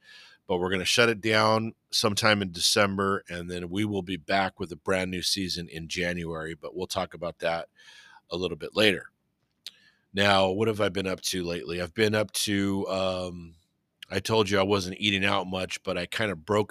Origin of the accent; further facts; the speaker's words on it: Whittier, California, United States; I grew up in Whittier